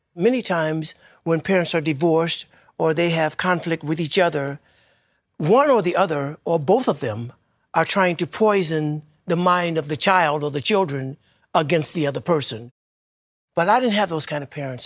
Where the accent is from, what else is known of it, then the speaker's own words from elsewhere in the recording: Detroit, Michigan, United States; I was growing up in Detroit